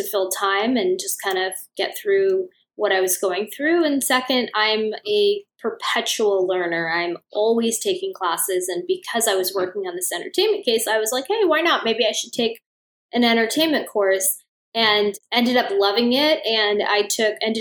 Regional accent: Los Angeles, California, United States; I was raised in Los Angeles. I've been here my whole life

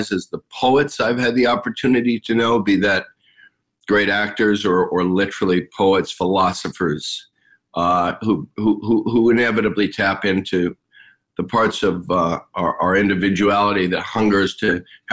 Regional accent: Los Angeles, California, United States; also born or lived in New York / Haiti; I grew up in the San Fernando Valley in Los Angeles

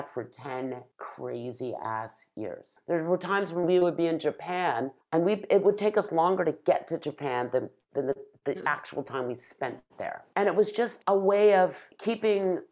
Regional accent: Toronto, Ontario, Canada; a little brown-skinned girl growing up in North Toronto

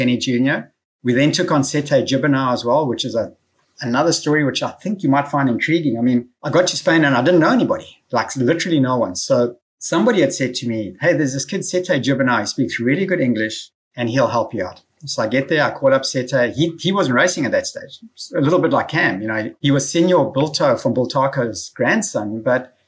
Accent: South Africa; moved away as an adult; now in United States; As a South African competitor

